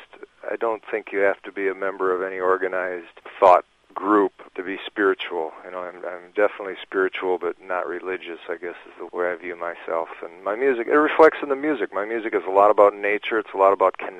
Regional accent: Minnesota, United States; growing up in Minnesota

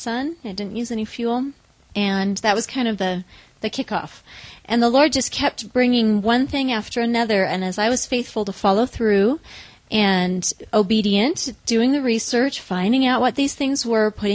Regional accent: Newberg, Oregon, United States; also born or lived in Los Angeles, California; now in Kigali, Rwanda; I grew up in Newburgh, Oregon

